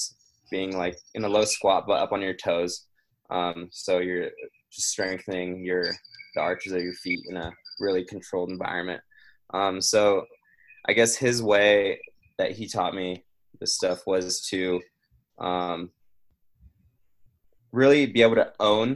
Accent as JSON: {"language": "English", "country": "Brazil", "moved": "yes", "said": "I'm originally from Brazil. And then when I go back there, we're from a pretty rural area."}